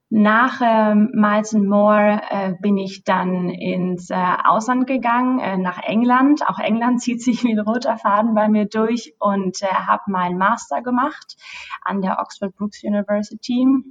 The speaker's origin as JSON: {"language": "German", "town": "Bad Homburg", "region": "Hesse", "country": "Germany", "moved": "as an adult", "lives_now": "London, United Kingdom", "said": "komme aber ursprünglich äh, aus Deutschland äh, und sogar aus Bad Homburg, äh, also eine richtige Bad Homburgerin"}